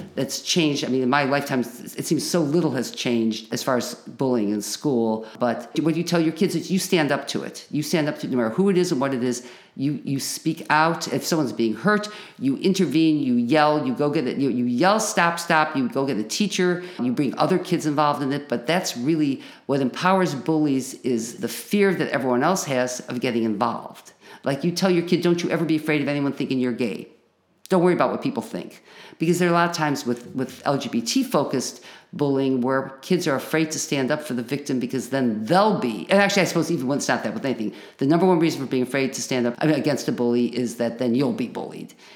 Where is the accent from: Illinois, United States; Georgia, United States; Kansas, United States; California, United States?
Illinois, United States; Chicago; moved away as an adult; now in Champaign-Urbana, United States; I grew up in Chicago